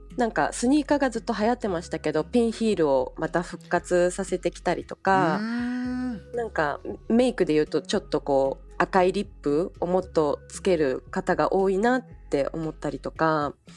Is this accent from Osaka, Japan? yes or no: yes; Osaka, Japan; moved away as an adult; also born or lived in New York; now in Paris, France; 私は大阪出身